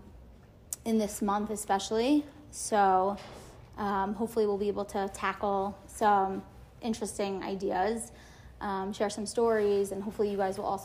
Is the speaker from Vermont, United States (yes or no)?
no; Great Neck, New York, United States; also born or lived in Lower East Side, New York City; now in New York City, United States; I'm from Great Neck. I live on the Lower East Side